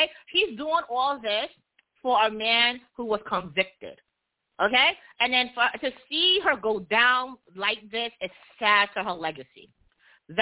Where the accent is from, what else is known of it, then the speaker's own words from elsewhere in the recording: New York City, New York, United States; I'm from Brooklyn